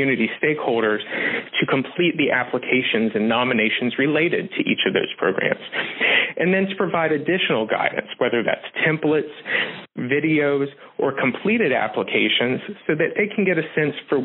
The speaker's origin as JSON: {"language": "English", "region": "Southern West Virginia", "country": "United States", "moved": "yes", "lives_now": "Pittsburgh, United States", "said": "I'm originally from Southern West Virginia"}